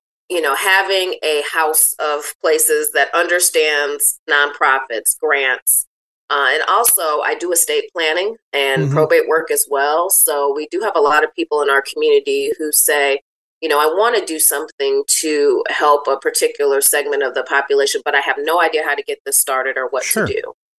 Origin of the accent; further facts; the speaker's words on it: Benton Harbor, Michigan, United States; Well, I'm born and raised in Benton Harbor. I graduated from Lake Michigan Catholic High School back in 2001